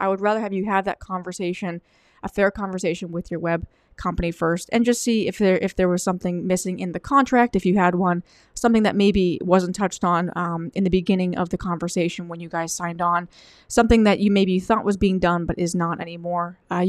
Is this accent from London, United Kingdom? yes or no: no; Wales, United Kingdom; And I'm actually from England. I'm actually from Wales.